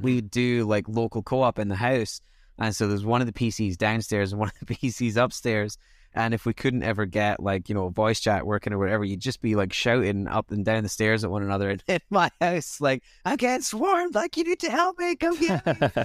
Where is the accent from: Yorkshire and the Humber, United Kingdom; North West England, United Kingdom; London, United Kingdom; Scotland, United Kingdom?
Scotland, United Kingdom; growing up in Scotland was weird